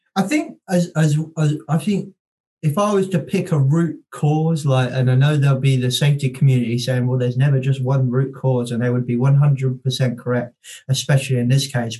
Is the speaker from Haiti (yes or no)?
no; United Kingdom; as British people